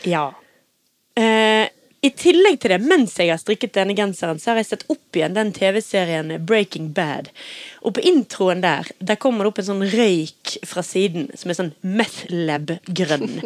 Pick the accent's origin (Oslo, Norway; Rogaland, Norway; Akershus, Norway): Oslo, Norway; also born or lived in Tromsø; now in Bergen, Norway; jeg er født i Tromsø, og jeg er oppvokst i Oslo